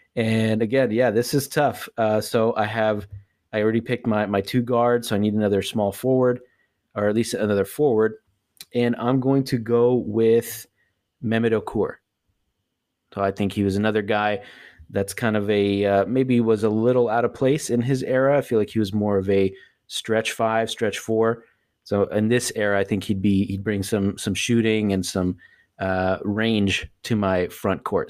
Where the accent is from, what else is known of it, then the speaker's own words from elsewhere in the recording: the Bay Area, California, United States; growing up in the Bay